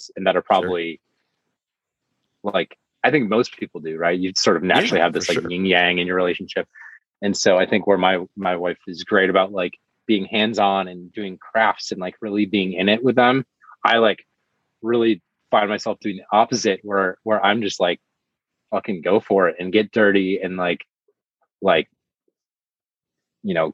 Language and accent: English; Michigan, United States; now in Los Angeles, United States; I grew up in Michigan